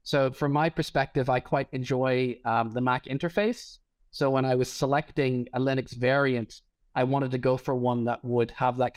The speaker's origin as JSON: {"language": "English", "region": "Northern Ireland", "country": "United Kingdom", "moved": "as an adult", "lives_now": "Berlin, Germany", "said": "I'm originally from Northern Ireland, but I've lived in Berlin for about the last 8 years or so."}